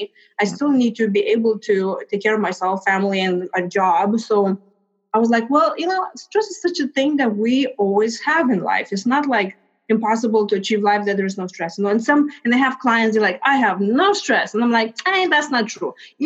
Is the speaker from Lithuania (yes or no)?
yes; Lithuania; moved away; So as you mentioned, I came from Lithuania 20 years ago.